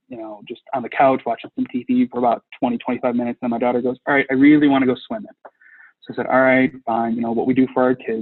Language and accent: English; Midwest, United States; We're from the Midwest